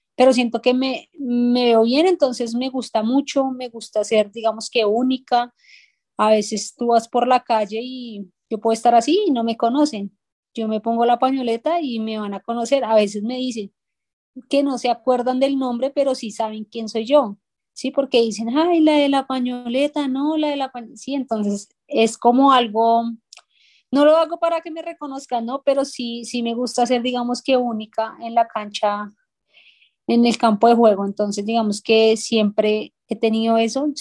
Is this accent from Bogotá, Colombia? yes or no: yes; Bogotá, Colombia; casi que toda mi infancia crecí en ese barrio